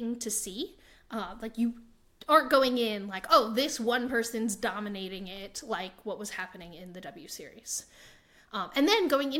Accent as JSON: {"language": "English", "country": "United States", "accent": "American", "said": "my American accent"}